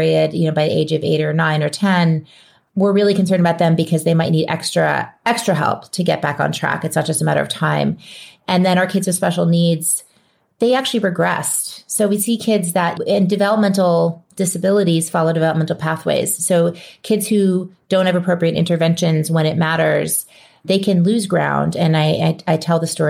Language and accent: English; New Orleans, Louisiana, United States; moved away; I'm from New Orleans originally. It's my hometown